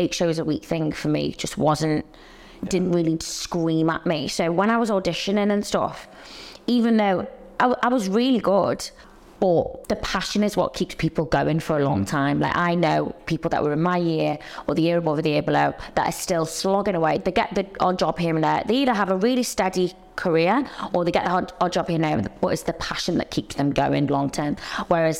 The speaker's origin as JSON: {"language": "English", "town": "Liverpool", "region": "North West England", "country": "United Kingdom", "tie": "born or raised there", "accent": "Liverpool", "moved": "as an adult", "lives_now": "London, United Kingdom", "said": "So I grew up in Liverpool, but moved to London when I was 18 to go to dance college"}